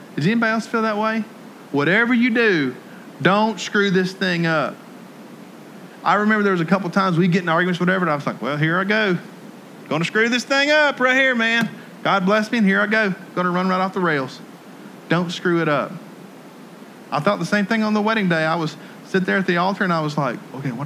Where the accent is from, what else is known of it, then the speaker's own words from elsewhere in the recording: Jackson, Tennessee, United States; moved away; my hometown of Jackson, Tennessee